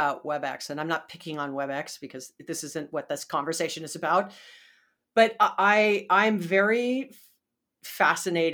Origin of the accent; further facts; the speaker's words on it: Hawaii, United States; moved away as an adult; also born or lived in Tempe, Arizona; I was born and raised in Hawaii